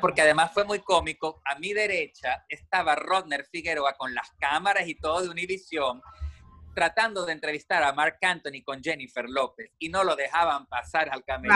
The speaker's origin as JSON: {"language": "Spanish", "country": "Venezuela", "said": "Yo soy de Venezuela"}